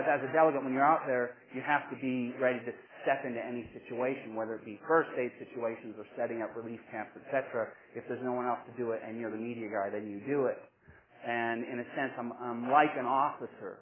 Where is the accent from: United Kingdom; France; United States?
United States; Texas; moved away as an adult; also born or lived in Alberta, Canada / Lethbridge, Canada; I grew up in Texas. I was born in Alberta, and when I finished school in Texas, I said, I want to be a Canadian, so I came here